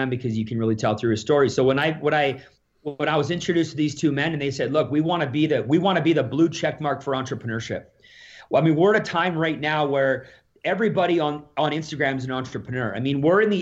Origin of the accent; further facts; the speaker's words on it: Alberta, Canada; So I'm from Alberta here